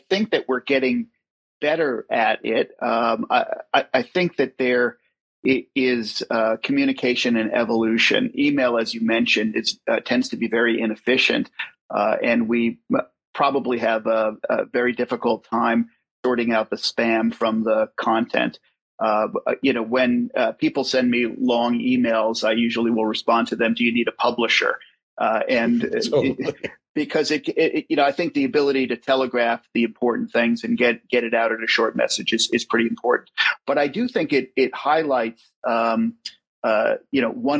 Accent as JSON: {"language": "English", "region": "New York", "country": "United States", "tie": "born or raised there", "moved": "yes", "lives_now": "Chicago, United States", "said": "I grew up in New York"}